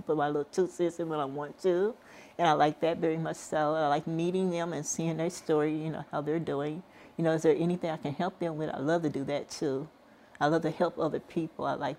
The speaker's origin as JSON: {"language": "English", "town": "Kansas City", "country": "United States", "said": "Yes, I came from Kansas City, Missouri, in Kansas City, Kansas."}